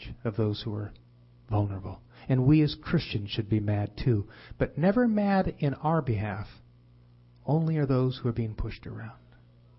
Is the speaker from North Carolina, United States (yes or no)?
no; Fresno, California, United States; now in Los Angeles area, United States; I'm from Fresno